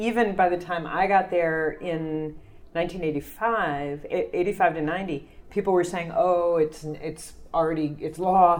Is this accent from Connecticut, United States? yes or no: no; Kentucky, United States; moved away as an adult; also born or lived in Jersey City, New Jersey; now in New York, United States; I grew up in Kentucky, and I moved here out of college.